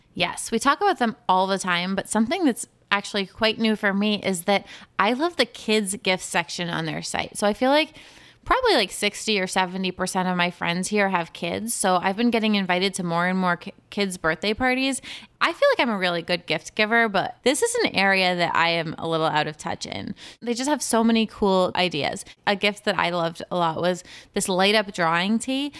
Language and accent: English; New York, United States; I'm from New York